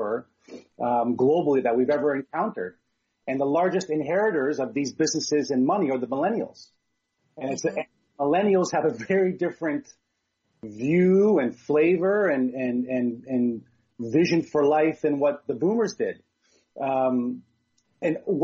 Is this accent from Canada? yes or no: yes; Hamilton, Ontario, Canada; now in Burlington, Canada; I'm just in Burlington, Ontario. I was born in Hamilton, so we're very much very close to one another